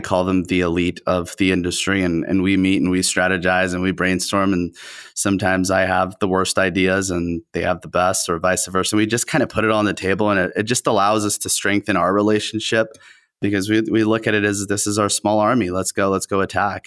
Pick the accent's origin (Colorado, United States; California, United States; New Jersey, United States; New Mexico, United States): California, United States; Southern; first language Spanish; English is a second language; we are in Southern California